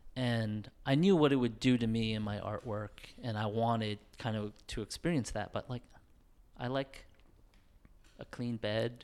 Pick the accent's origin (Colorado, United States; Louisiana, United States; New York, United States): New York, United States; living in New York and growing up in New York